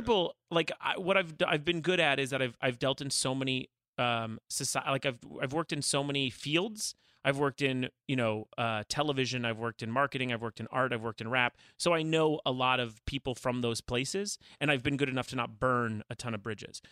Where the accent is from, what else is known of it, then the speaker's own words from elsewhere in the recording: Calabasas, California, United States; growing up in Calabasas